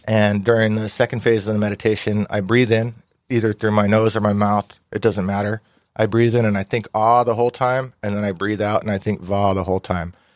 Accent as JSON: {"language": "English", "area": "Ventura County", "region": "California", "country": "United States", "tie": "born or raised there", "said": "I grew up in Ventura County."}